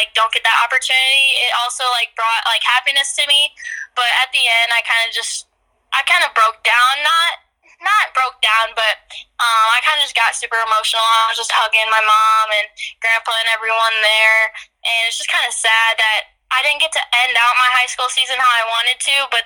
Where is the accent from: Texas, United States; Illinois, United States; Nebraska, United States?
Illinois, United States; Dixon; I come from Dixon, obviously, which is a pretty small town